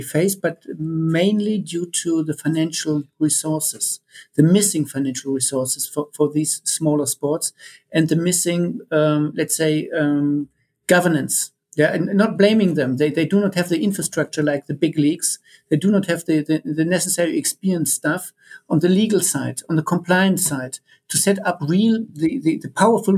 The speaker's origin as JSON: {"language": "English", "country": "Germany", "said": "I'm coming from Germany"}